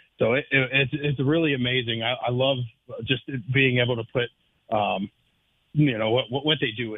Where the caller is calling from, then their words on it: Jacksonville, United States; I'm calling from Jacksonville, brother.